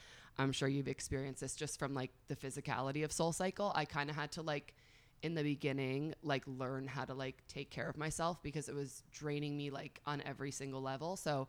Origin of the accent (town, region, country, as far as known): northern Westchester, New York, United States; born or raised there; moved away as an adult; also born or lived in Long Island, New York; now in Miami, United States